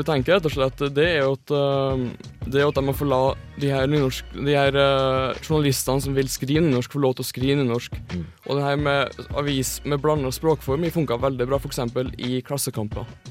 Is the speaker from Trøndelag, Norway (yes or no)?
yes; Trøndelag, Norway; er innfødt trønder